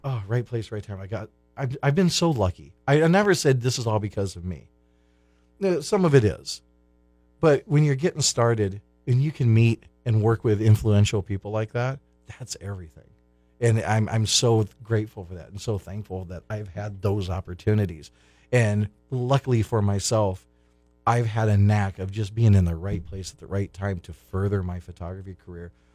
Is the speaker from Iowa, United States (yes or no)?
yes; Clear Lake, Iowa, United States; now in Hollywood, Florida, United States; I'm from Clear Lake, Iowa